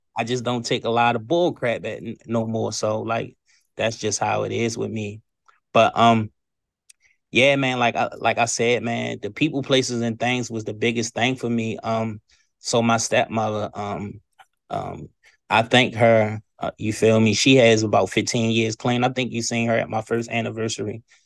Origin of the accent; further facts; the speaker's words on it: Baltimore, Maryland, United States; moved away as an adult; now in Eastern Shore, Maryland, United States; I've been in Baltimore, Maryland all my life